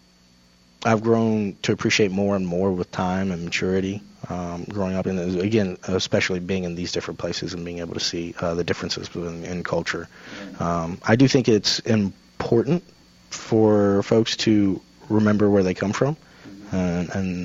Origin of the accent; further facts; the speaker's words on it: Houston County, Tennessee, United States; also born or lived in Honduras / Hawaii; now in Smyrna, United States; My folks brought me up here to Tennessee when I was maybe about 5 years old. I grew up in a small town